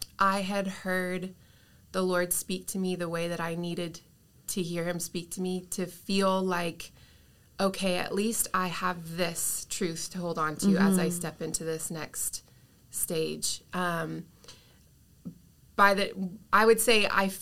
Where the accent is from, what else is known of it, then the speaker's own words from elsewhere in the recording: Canada; moved away as an adult; now in Redding, United States; I am Canadian, so I was from Canada before I moved to Reading.